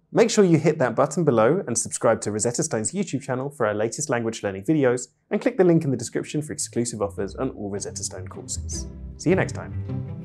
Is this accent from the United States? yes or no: no; United Kingdom; first language English; I'm British polyglot